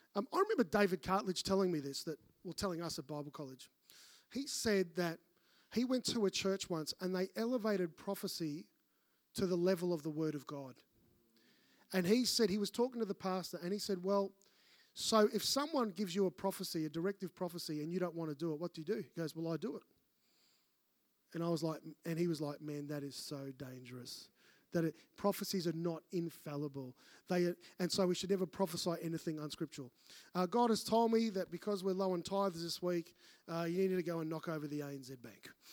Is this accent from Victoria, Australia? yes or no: yes; Melbourne, Victoria, Australia; moved away; I'm from Melbourne